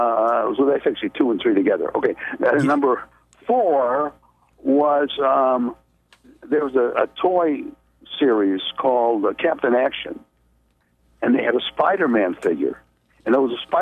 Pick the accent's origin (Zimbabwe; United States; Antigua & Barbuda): United States; Chicago, Illinois; I grew up in Chicago